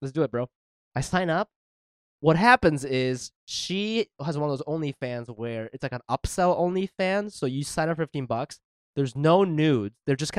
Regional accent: Japan; moved away; I'm from Japan. It's a whole thing. It's different when you don't grow up here.

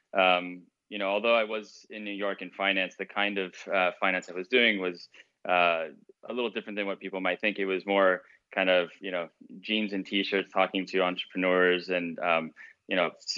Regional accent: Mexico; moved away; I grew up in Mexico. I'm American and Mexican, and living in Mexico

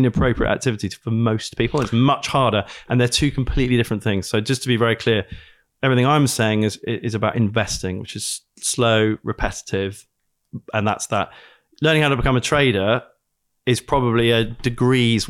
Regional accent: United Kingdom; I'm British.

